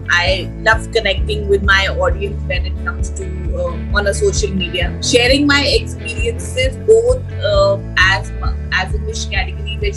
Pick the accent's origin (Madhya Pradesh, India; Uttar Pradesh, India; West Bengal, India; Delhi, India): Delhi, India; also born or lived in Gurgaon; now in Pune, India; I'm a complete Delhiite born and brought up in Delhi